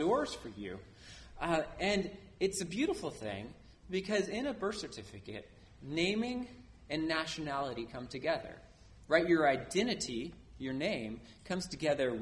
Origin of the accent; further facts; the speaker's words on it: New Orleans, Louisiana, United States; I was born in New Orleans